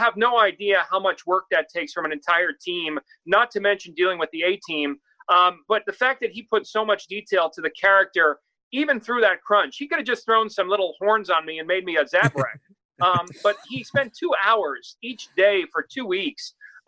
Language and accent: English; New York, United States; also born or lived in Los Angeles; I come from New York and Los Angeles, where not everyone's rooting for you. It's a dog-eat-dog cities, both of them.